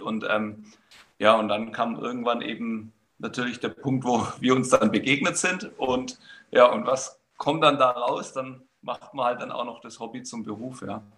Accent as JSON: {"language": "German", "region": "Baden-Württemberg", "country": "Germany", "tie": "born or raised there", "said": "ich bin in, in Baden-Württemberg aufgewachsen"}